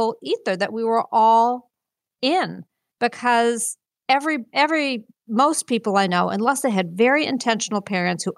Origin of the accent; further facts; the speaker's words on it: Winchester, Massachusetts, United States; also born or lived in Ohio; I grew up in White Bubble Winchester, which is this affluent, you know, mm-hmm. Neighborhood